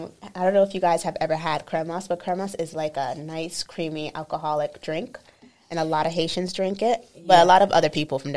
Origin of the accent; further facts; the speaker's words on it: Boston area, Massachusetts, United States; we're from Boston. We're both Haitian, which is very important to us.